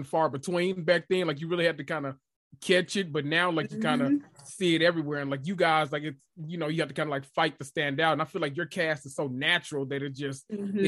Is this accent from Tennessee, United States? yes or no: yes; Memphis, Tennessee, United States; I'm from Memphis.